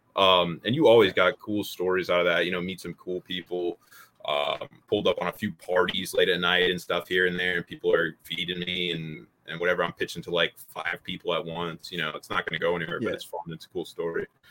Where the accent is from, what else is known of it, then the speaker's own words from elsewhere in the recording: Pennsylvania, United States; also born or lived in Louisiana; I went back to Pennsylvania, right? Because I'm not from Louisiana. So then I went back all the way back up to Pennsylvania